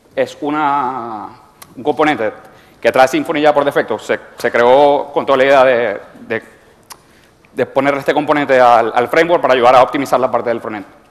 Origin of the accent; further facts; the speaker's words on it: Venezuela; moved away as an adult; now in Spain; soy venezolano y a veces los términos españoles no, me, no los familiarizo